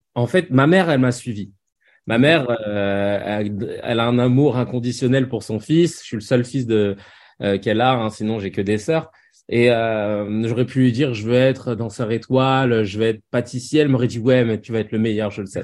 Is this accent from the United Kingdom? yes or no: no; Paris, Île-de-France, France; j'ai grandi à Paris